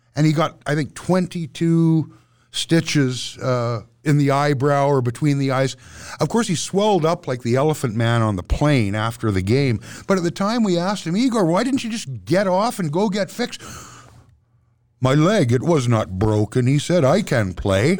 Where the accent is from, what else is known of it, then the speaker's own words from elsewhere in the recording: Vancouver, British Columbia, Canada; now in Edmonton, Canada; I'm from Vancouver